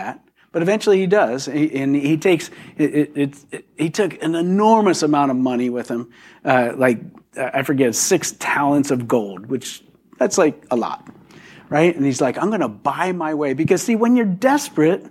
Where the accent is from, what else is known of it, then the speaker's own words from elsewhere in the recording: Philadelphia, Pennsylvania, United States; I am from Philadelphia